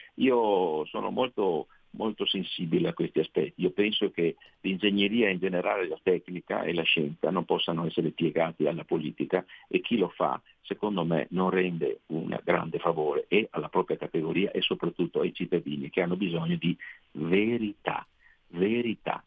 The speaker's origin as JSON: {"language": "Italian", "region": "Veneto", "country": "Italy", "accent": "Venetian", "said": "nel mio Veneto, eh, come si sente dal mio accento che non tradisco e anzi amo"}